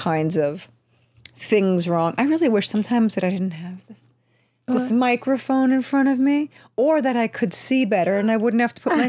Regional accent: New York City, New York, United States; Being a New Yorker who lived on the Upper East Side

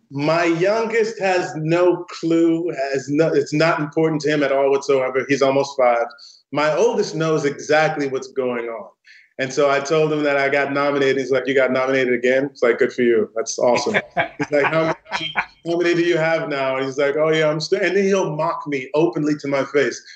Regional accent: St. Louis, Missouri, United States; the neighborhood that I grew up in in St. Louis, Missouri

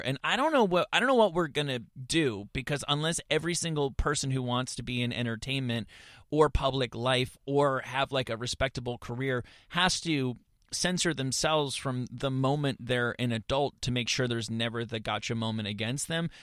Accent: suburban New Jersey, United States; I grew up in, in suburban New Jersey

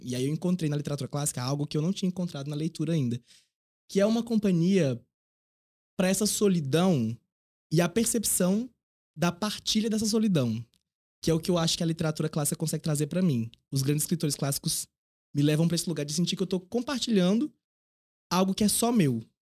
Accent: Piauí, Brazil; also born or lived in Teresina; quando eu fui morar em Teresina, na capital do estado, para fazer ensino médio

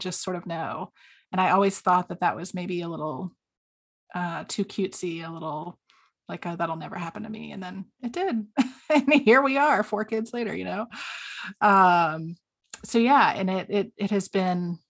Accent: the South, United States; accent: southern; moved away as an adult; also born or lived in South Carolina / Georgia; now in Washington, D.C., United States; I am originally from down south, and my accent comes out occasionally

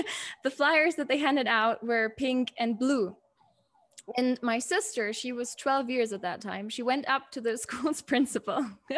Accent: Germany; the privilege that I have and that I had growing up in Germany

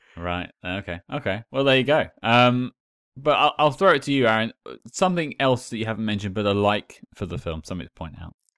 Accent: United Kingdom; I'm British

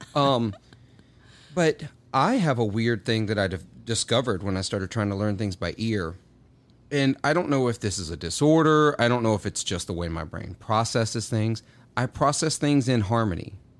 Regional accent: Clarksdale, Mississippi, United States; moved away as an adult; also born or lived in Murfreesboro, Tennessee; I grew up in Clarksdale, Mississippi

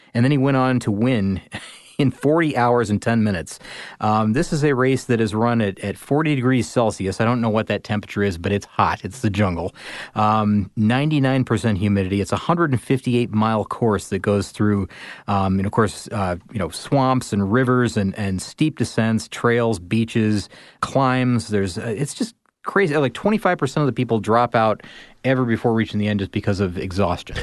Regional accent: Midwest, United States; I grew up in the Midwest

